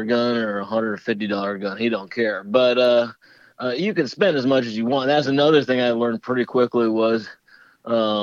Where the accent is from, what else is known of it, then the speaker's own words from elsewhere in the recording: Chicago, Illinois, United States; I'm from Chicago